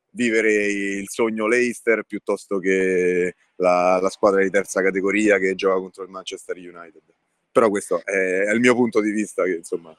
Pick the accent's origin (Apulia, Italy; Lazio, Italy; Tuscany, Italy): Lazio, Italy; Tivoli; io sono nato e cresciuto a Tivoli